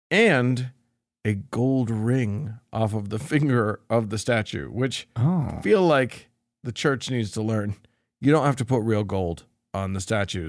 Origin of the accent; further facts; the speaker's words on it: Bari, Apulia, Italy; I'm from Bari, Italy.